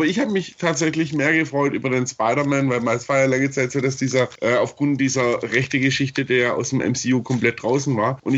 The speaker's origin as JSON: {"language": "German", "town": "Stuttgart", "region": "Baden-Württemberg", "country": "Germany", "said": "Ich, ich komme ja ursprünglich aus Stuttgart"}